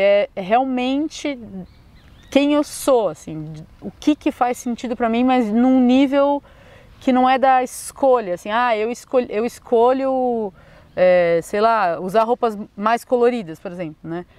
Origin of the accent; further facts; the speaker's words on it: São Paulo, Brazil; moved away as an adult; now in Florianópolis, Brazil; sou natural de São Paulo, já morei aqui em Floripa dois anos